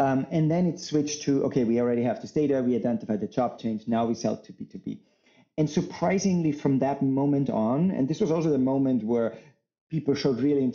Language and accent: English; Salzburg, Austria; moved away as an adult; now in United States; I'm originally from Austria, in Salzburg